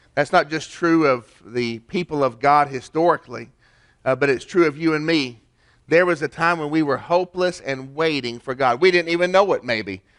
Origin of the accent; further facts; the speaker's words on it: Chattanooga, Tennessee, United States; In my town, my hometown, we got a place called Onion Bottom